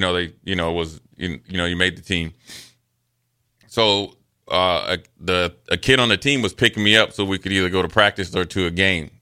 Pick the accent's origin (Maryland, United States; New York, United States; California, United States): Maryland, United States; Frederick; growing up in Frederick, Maryland